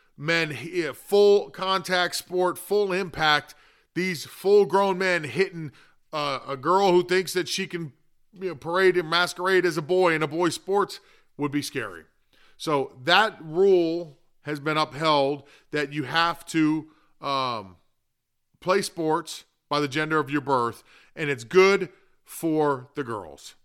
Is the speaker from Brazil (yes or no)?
no; Florida, United States; it is my home state